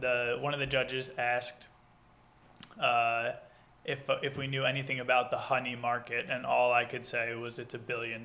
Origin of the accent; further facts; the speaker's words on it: Long Island, New York, United States; moved away as an adult; I am born and raised on Long Island and grew up there my whole life.